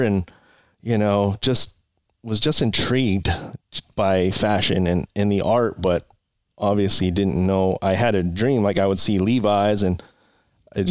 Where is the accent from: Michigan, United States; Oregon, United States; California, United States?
California, United States; Oxnard; also born or lived in Port Hueneme, California; Oxnard, California. I was born in Port Hueneme, so not too far from here. And then grew up here in Oxnard